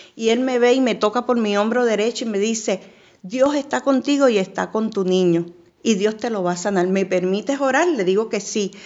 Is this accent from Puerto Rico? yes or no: yes; Puerto Rico; also born or lived in Panama; now in Miami, United States; Soy puertorriqueña